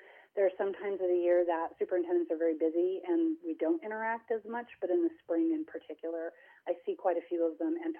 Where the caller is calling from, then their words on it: Boise, Idaho, United States; also born or lived in Oregon; I am calling from Boise, Idaho, where it is raining and we are in quarantine.